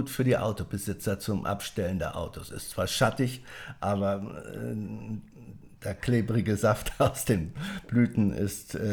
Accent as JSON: {"language": "German", "region": "Schleswig-Holstein", "country": "Germany", "lives_now": "Berlin, Germany", "said": "wir haben hier in Berlin, Brandenburg, ich komme ja aus Schleswig-Holstein ursprünglich"}